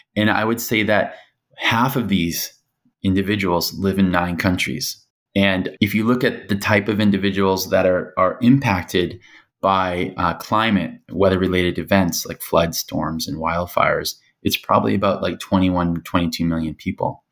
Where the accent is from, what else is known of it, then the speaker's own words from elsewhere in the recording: United States; moved away as an adult; also born or lived in Hong Kong; being American